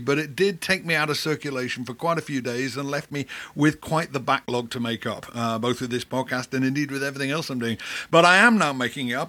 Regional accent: Liverpool, North West England, United Kingdom; my fellow Liverpudlian

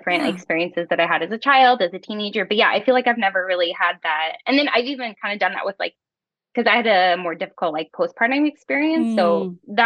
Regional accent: Canada; moved away as an adult; also born or lived in United States; we are from Canada, but we went to the US

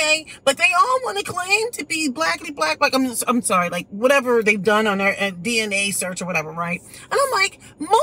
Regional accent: United States; I was born here in the United States.

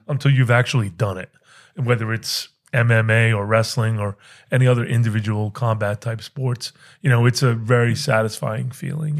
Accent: New England, United States; moved away as an adult; also born or lived in Pennsylvania; I grew up in New England

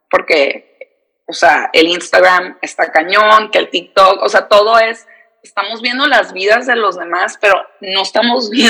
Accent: San Diego, California, United States; Soy eh, de San Diego, aquí nací, aquí crecí. Mis papás son de Tijuana, pero no sé, o sea, siempre que digo que soy de San Diego me siento media falsa porque no me siento como que ni, no soy de aquí ni soy de allá, o sea, soy fronteriza 100%.

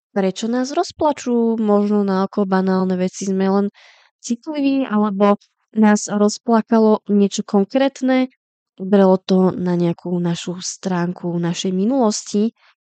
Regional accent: Slovakia; now in Czech Republic; u nás na Slovensku

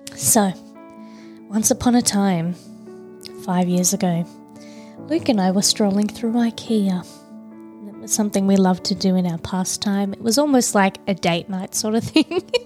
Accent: Tasmania, Australia; I'm from Tassie

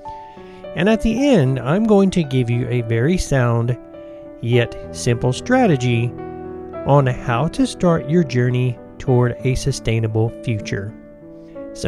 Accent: United States; also born or lived in Georgia / Tennessee; now in Colorado, United States; When I was growing up in Georgia and Tennessee, there were two working farms in our family.

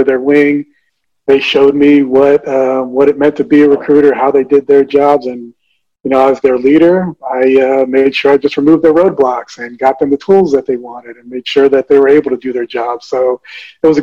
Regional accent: New Jersey, United States; born in New Jersey, the youngest of five. My family's from the Dominican Republic

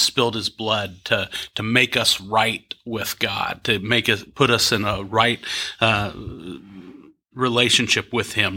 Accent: Topeka, Kansas, United States; now in Kansas City, United States; I grew up in Topeka, so just down the road

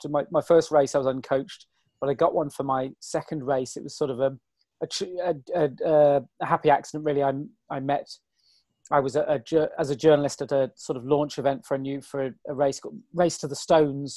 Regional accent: the Cotswolds, South West England, United Kingdom; It's where I grew up in the Cotswolds and live at the bottom of the Cotswolds again now.

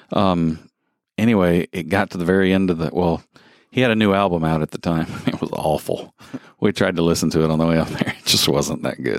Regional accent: the South, United States; moved away; I grew up in the South

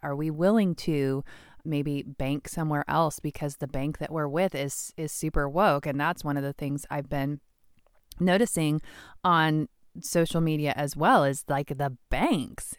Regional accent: Washington, United States; my home state of Washington

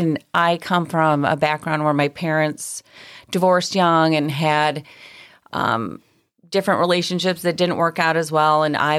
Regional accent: Chicago, Illinois, United States; moved away as an adult; also born or lived in Milwaukee / Arizona; now in San Diego, United States; I'm from Chicago, and I went to school there, met my husband there, and we attended Northwestern University, and I graduated from there and lived in Chicago and worked until I was in my late 20s

